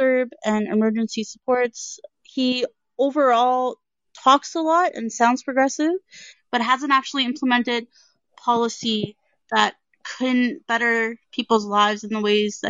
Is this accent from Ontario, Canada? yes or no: yes; Hamilton, Ontario, Canada; I'm from Hamilton